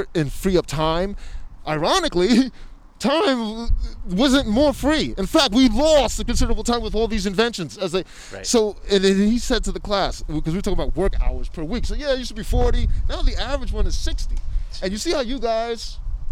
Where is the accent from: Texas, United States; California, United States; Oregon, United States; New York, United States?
New York, United States; moved away as an adult; also born or lived in Brooklyn; we're both from New York